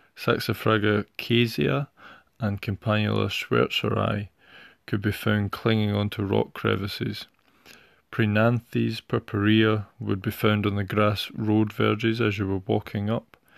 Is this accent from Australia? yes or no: no; Scotland, United Kingdom; my home country of Scotland